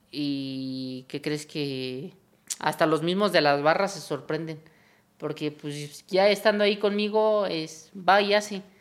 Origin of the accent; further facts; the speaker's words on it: Mexico; somos mexicanos